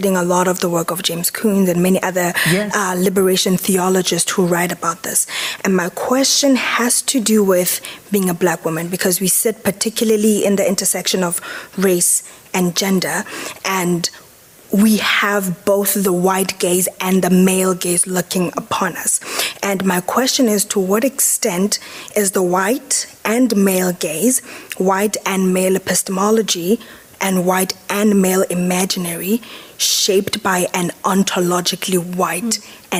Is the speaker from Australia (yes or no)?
no; South Africa; now in Qatar; Hi. I am from South Africa and I go to the Georgetown campus in Qatar.